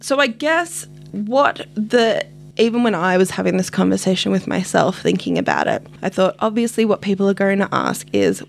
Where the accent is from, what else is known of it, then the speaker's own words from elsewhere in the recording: New South Wales, Australia; I, being a New South Wales person growing up in New South Wales